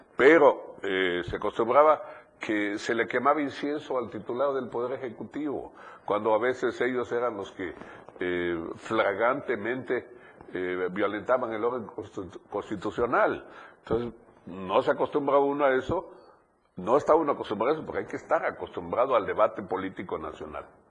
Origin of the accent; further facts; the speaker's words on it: Chiapas, Mexico; Yo soy un chiapaneco, un ciudadano con plenos derechos que no he perdido ni siquiera la residencia aquí, porque aquí vivo